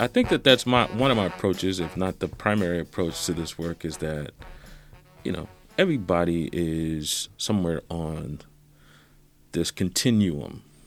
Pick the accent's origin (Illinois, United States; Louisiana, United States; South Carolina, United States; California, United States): South Carolina, United States; Growing up in South Carolina, where a classmate of mine called me the N-word